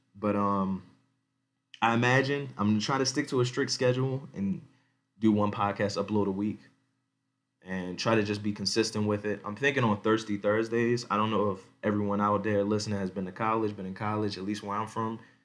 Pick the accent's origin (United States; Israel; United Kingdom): United States; Baltimore County, Maryland; moved away as an adult; now in Denver, United States; I'm born and raised in Baltimore County, in Maryland. I live right now in Denver, Colorado.